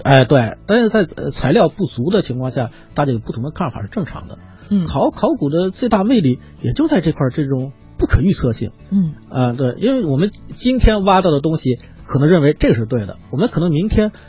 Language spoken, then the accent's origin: Chinese; Hebei, China; 因为我是河北的